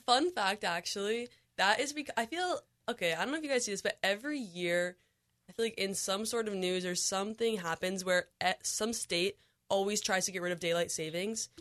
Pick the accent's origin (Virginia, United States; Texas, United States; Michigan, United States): Michigan, United States; moved away; I'm originally from Michigan